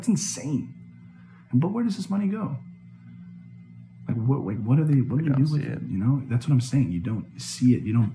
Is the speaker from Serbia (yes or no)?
yes; Šabac, Serbia; now in United States; my hometown in Šabac